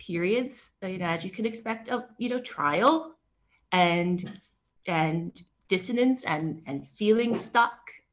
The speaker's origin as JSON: {"language": "English", "town": "Detroit", "region": "Michigan", "country": "United States", "tie": "born or raised there", "also_born_or_lived": "New York City", "moved": "as an adult", "lives_now": "Spain", "said": "I was born in Detroit."}